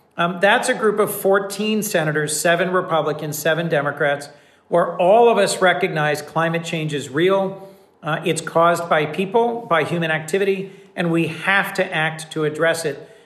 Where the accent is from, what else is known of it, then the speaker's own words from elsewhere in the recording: Wilmington, Delaware, United States; also born or lived in New Haven; my hometown of Wilmington